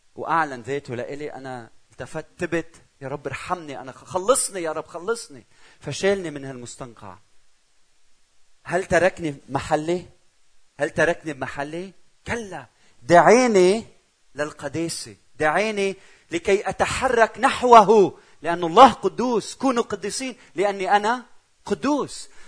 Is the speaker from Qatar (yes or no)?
no; Lebanon; also born or lived in Czech Republic; أنا من لبنان